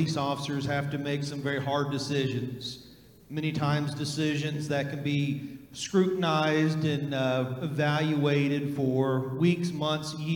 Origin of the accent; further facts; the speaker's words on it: West Virginia, United States; now in Kentucky, United States; I grew up in West Virginia. I grew up on the Ohio River as a river rat